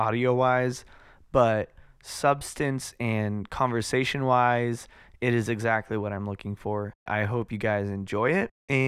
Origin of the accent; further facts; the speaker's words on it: Southern California, United States; I'm from SoCal